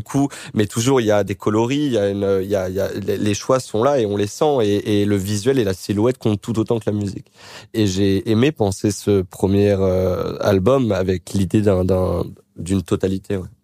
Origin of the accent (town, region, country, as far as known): Créteil, Île-de-France, France; born or raised there; moved away